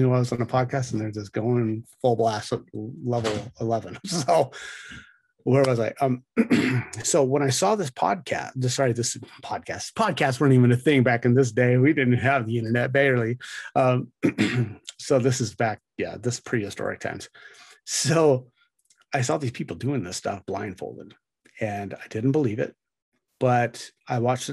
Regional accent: United States; as an American

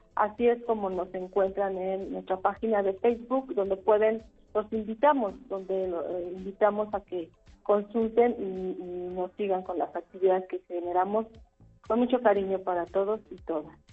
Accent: Mexico; como mexicanos

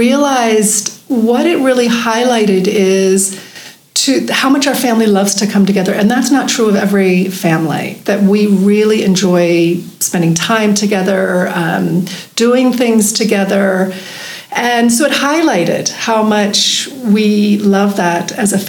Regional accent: United States; moved away as an adult; now in Johannesburg, South Africa; I am from the United States

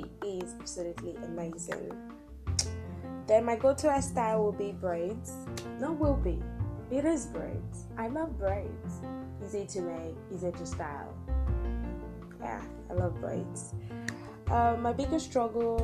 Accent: Akwa Ibom, Nigeria; I'm from Akwa Ibom State in Nigeria

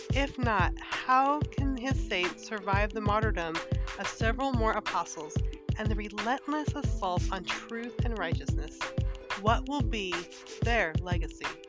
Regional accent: Northern California, United States; moved away as an adult; also born or lived in Montana; now in Arkansas, United States; I grew up in California which was very diverse. Um, our high school in Northern California

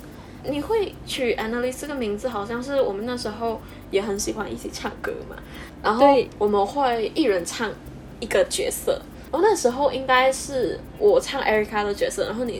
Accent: Malaysia; first language English; Chinese is a second language; 我是来自马来西亚，跟贾怡一样。

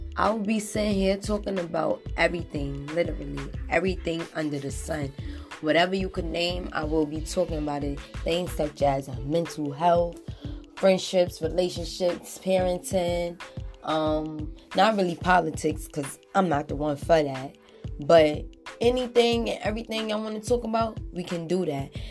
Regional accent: New York City, New York, United States; I'm from Harlem with two kids

